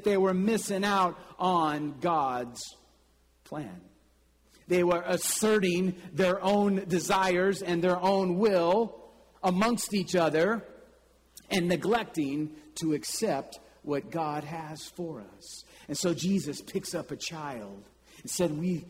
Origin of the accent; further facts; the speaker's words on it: Kansas City, United States; there was a bank in my hometown in Kansas City